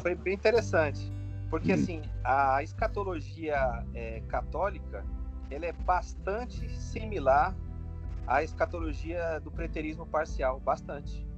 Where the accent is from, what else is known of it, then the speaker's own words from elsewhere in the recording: Duque de Caxias, Rio de Janeiro, Brazil; eu sou aqui do Rio de Janeiro, da região de Duque de Caxias, Baixada Fluminense.